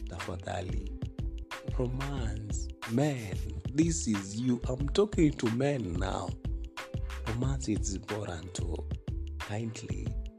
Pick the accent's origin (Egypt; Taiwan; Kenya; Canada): Kenya; Yeah, I'm a Kenyan.